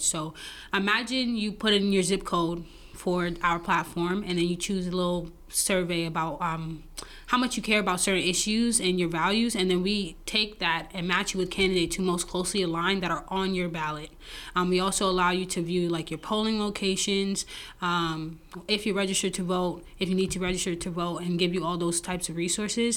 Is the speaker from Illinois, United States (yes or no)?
no; New York City, New York, United States; moved away as an adult; now in Detroit, United States; I'm originally from Brooklyn, New York